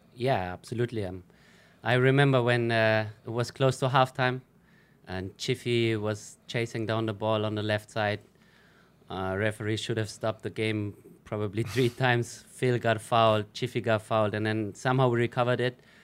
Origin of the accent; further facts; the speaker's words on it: Germany; first language German; English is a second language; moved away as an adult; now in Philippines; I grew up in Germany